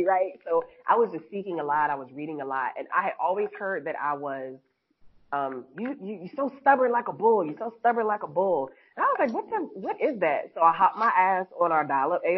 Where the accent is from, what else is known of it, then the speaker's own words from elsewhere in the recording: New York City, New York, United States; I was born in Harlem